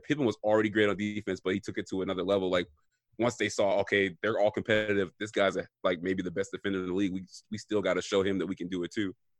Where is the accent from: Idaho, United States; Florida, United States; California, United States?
Florida, United States; Miami; I'm from South Florida, I'm from Miami, and just growing up